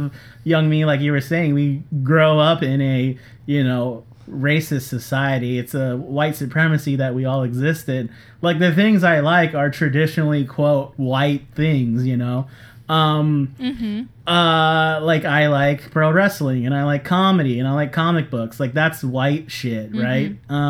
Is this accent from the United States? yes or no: yes; United States; I was born in America